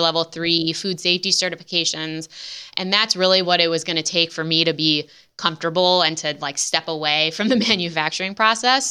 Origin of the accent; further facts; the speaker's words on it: Midwest, United States; in the Midwest, which is, as we mentioned, is my hometown